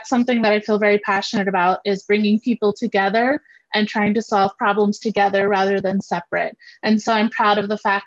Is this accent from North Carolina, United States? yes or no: yes; North Carolina, United States; now in Virginia, United States; I'm in Virginia, from North Carolina originally